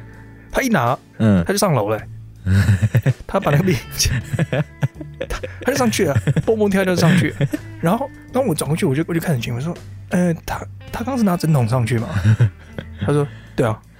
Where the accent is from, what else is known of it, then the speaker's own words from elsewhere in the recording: Taiwan; 我们台湾人